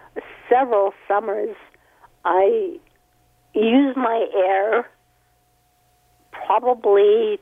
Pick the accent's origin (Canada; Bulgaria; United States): Canada; Sudbury, Ontario; now in Mississauga, Canada; I grew up in Sudbury.